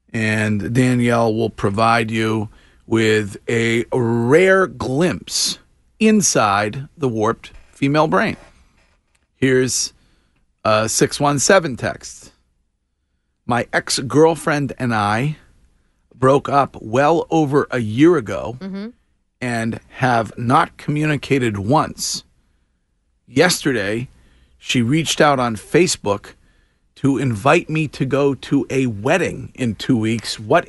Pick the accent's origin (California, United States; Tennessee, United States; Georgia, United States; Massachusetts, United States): Massachusetts, United States; Stow; From my hometown.